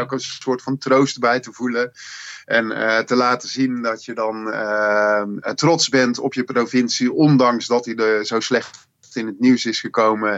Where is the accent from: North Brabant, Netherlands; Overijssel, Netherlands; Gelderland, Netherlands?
North Brabant, Netherlands; we herkennen zelf als Brabanders